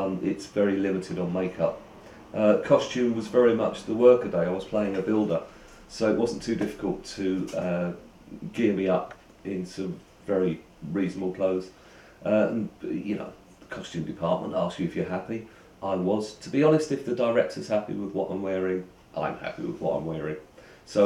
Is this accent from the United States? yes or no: no; London, United Kingdom; I'm from London, East London